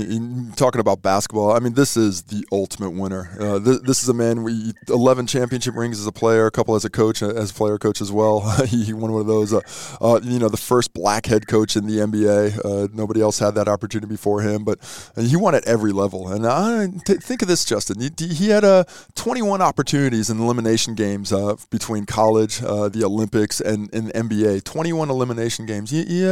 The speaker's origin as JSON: {"language": "English", "country": "New Zealand", "said": "Hold up, man. I'm a Kiwi, mate. Don't talk to me. I've got my passport, homie. Let me into your basket of foreigner. I've chosen to be here. I am Kiwi through and through, mate."}